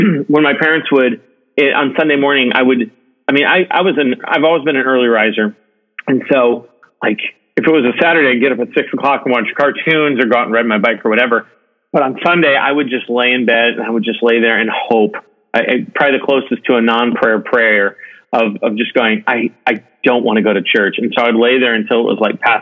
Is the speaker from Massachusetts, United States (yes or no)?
no; Modesto, California, United States; also born or lived in Ohio / Fresno, California; now in Irvine, United States; I was born in Ohio, and my parents, and I was there until about third grade. And I think my dad got a job transfer when I was in third grade, and so we moved from Ohio out to California, a little north of where I'm at right now, called the Central Valley, in an area like Modesto, Fresno, Stockton area